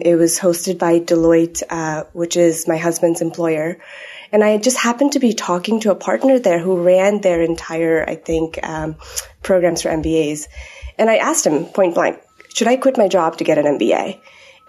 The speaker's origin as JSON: {"language": "English", "country": "Nepal", "tie": "born or raised there", "moved": "yes", "said": "I grew up in Nepal, so I always had a bit of this international background."}